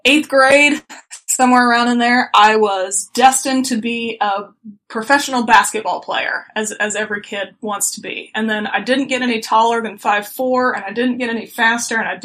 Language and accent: English; Muncie, Indiana, United States; also born or lived in Missouri; Yeah, so I actually was born and raised in Muncie, Indiana.